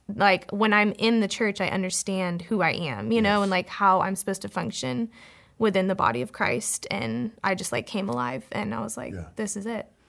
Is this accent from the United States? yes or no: yes; Fort Worth, Texas, United States; moved away as an adult; also born or lived in College Station, Texas; I grew up in Fort Worth, Texas, with my twin sister and my parents